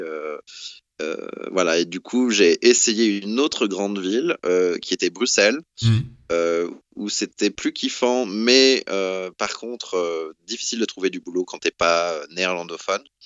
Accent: the South, southern France, France; moved away as an adult; also born or lived in Paris / Brussels; now in London, United Kingdom; j'ai grandi en France

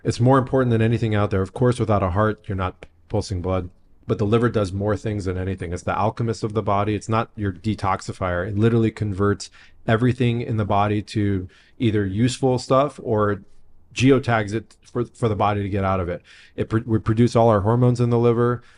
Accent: San Diego, California, United States; I grew up in San Diego. Like Tijuana was my backyard.

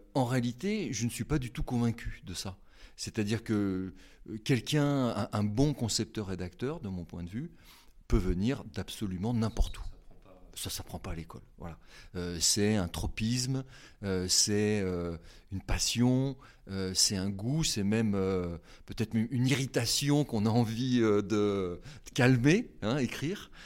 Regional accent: Haute-Savoie, Auvergne-Rhône-Alpes, France; moved away as an adult; now in Nantes, France; je viens de Haute-Savoie, euh, j'ai euh, migré à Nantes en raison de mes études.

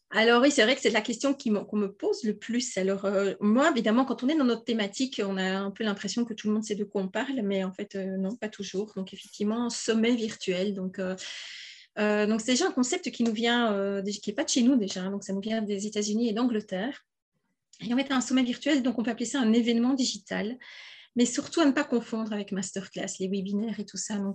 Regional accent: Wallonia, Belgium; je suis belge, hein, donc là, je vous parle du sud de la Belgique, d'où peut-être mon petit accent que vous

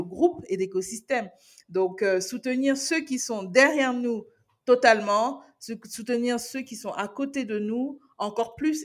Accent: Cameroon; en tant que Camerounaise

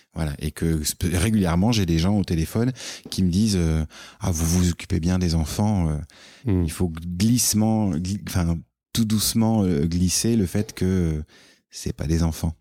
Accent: France; moved away as an adult; now in Quebec, Canada; on est français et donc on est étranger nous ici

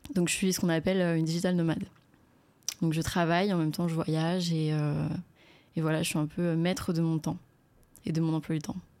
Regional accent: Courcouronnes, Île-de-France, France; moved away as an adult; je suis né à Courcouronne euh, dans le 91. Et j'ai grandi, euh, j'ai grandi là-bas pendant, enfin ouais, on va dire toute ma vie jusqu'à mes 18 ans.

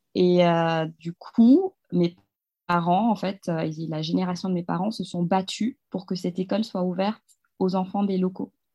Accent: Kamsar, Boké Region, Guinea; moved away as an adult; also born or lived in Paris, France; now in France; j'ai grandi dans une ville minière qui s'appelle Kamsar, en Guinée-Conakry, donc en Afrique de l'Ouest.

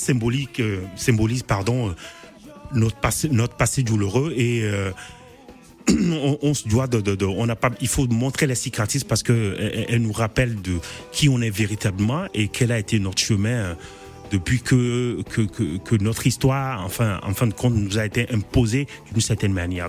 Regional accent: Togo; moved away as an adult; quand je suis parti de Togo il y a bientôt une, 20 ans.

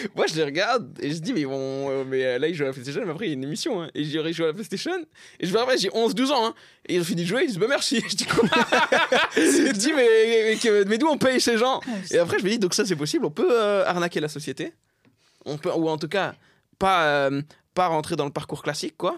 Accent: Saint-Denis, Île-de-France, France; also born or lived in Pierrefitte-sur-Seine; je suis né à Saint-Denis. J'étais à Saint-Denis jusqu'en CM2, quoi. Après, en CM2, je suis à la Perfite.

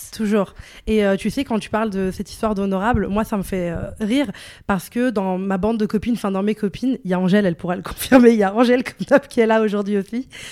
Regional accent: Morocco; je suis une femme, je suis marocaine

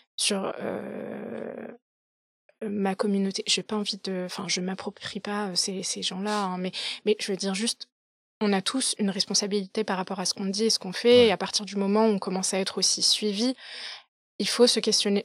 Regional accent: Paris, Île-de-France, France; moved away as an adult; also born or lived in London; je suis née, je suis née, j'ai grandi à Paris

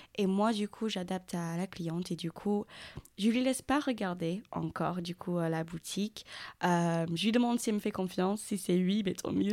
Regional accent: England, United Kingdom; French is a second language; now in Périgueux, France; je suis anglaise, donc, euh, si ça s'entend pas par rapport à mon accent

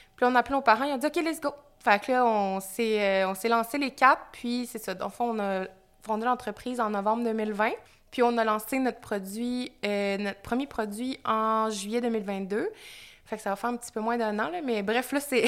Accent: Magdalen Islands, Quebec, Canada; moved away as an adult; also born or lived in Montreal; je suis originaire des îles de la Madeleine. Je suis née aux îles de la Madeleine, j'ai grandi là-bas

